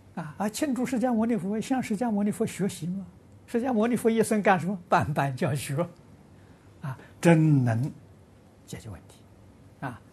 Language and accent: Chinese; Lujiang, Anhui, China; moved away; 我的老家家乡，啊，安徽庐江